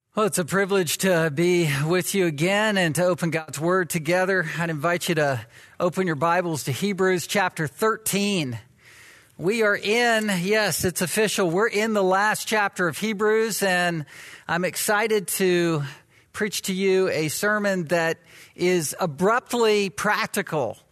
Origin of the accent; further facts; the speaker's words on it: the South, United States; moved away as an adult; I was from the South, am from the South